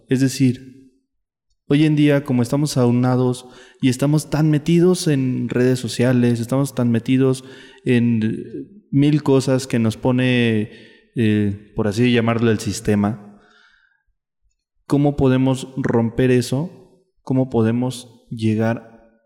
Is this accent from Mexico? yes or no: yes; State of Mexico, Mexico; yo soy del Estado de México.